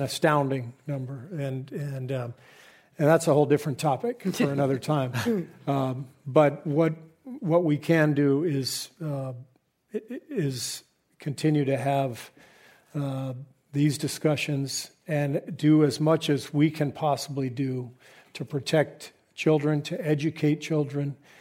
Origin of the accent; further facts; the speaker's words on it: Southern California, United States; moved away as an adult; also born or lived in San Antonio, Texas; I grew up in Southern California.